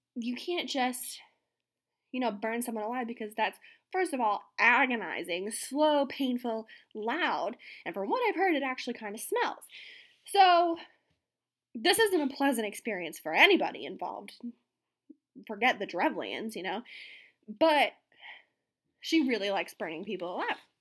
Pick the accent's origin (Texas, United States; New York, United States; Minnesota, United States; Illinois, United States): New York, United States; outside of New York City, United States; growing up outside of New York City